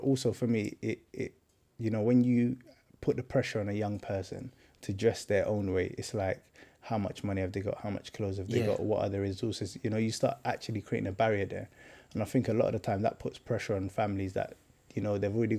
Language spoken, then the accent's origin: English; London, United Kingdom; Boy, I feel like it's the real South. I grew up in Stockwell, Brixton, that kind of area.